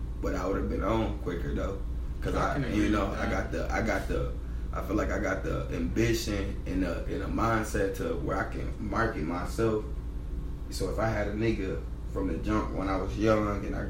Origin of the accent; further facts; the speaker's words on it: Pontiac, Michigan, United States; I'm from Pontiac